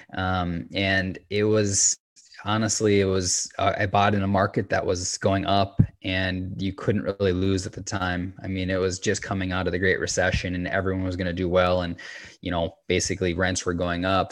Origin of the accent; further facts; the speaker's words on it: Minnesota, United States; moved away as an adult; also born or lived in Salt Lake City, Utah; I grew up in Minnesota, and after high school, I transitioned to Salt Lake City to commit to this career